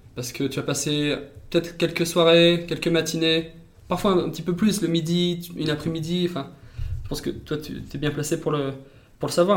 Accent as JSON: {"language": "French", "town": "Valence", "region": "Auvergne-Rhône-Alpes", "country": "France", "moved": "yes", "said": "je viens de, la Drôme, de Valence."}